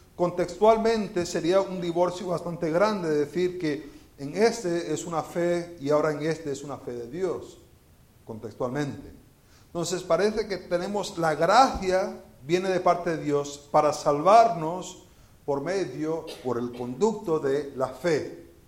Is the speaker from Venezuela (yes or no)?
yes; Venezuela; moved away as an adult; also born or lived in Florida, United States / Spain; now in Houston, United States; yo nací en Florida y viví en Venezuela y viví en España y vivo en Houston